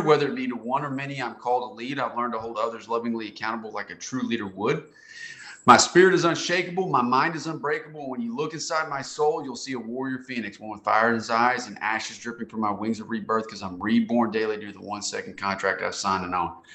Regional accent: Conway, Arkansas, United States; moved away as an adult; also born or lived in Nashville, Tennessee / Raleigh-Durham, North Carolina; I'm from Central Arkansas, and I'd moved off to Nashville, Tennessee, and into Raleigh, Durham

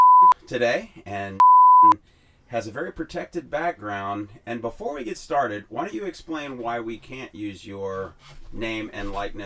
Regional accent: Chicago, Illinois, United States; also born or lived in Oregon; now in San Diego, United States; I came here from Oregon, but I grew up in Chicago.

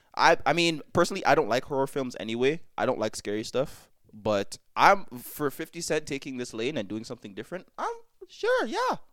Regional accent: Jamaica; I am Jamaican to the core

